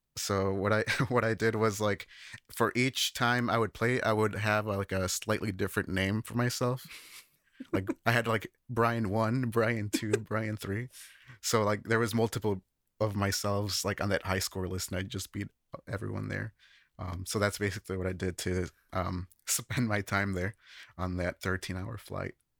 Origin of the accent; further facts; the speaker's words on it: Chicago, Illinois, United States; moved away as an adult; now in Japan; I've worked with studio recording in the Chicago area, where I'm from